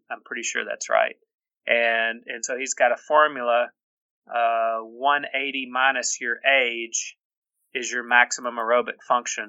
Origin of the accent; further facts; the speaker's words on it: Birmingham, Alabama, United States; the Mercedes Marathon is uh, is one of my favorites because it's my hometown